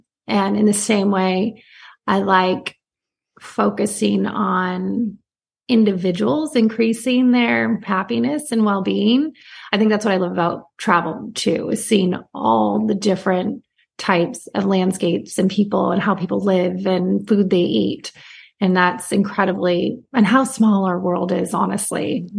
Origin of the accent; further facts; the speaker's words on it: Santa Cruz, California, United States; now in Newport Beach, United States; I am a California girl through and through, and that I grew up on the Monterey Bay in like Santa Cruz and surfing. And now I live in Newport Beach, which is also on the water.